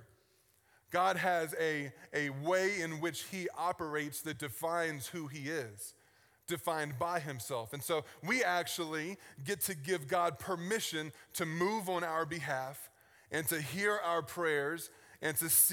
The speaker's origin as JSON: {"language": "English", "town": "Richmond", "region": "Virginia", "country": "United States", "tie": "born or raised there", "moved": "yes", "said": "I grew up in Richmond, Virginia on the East Coast."}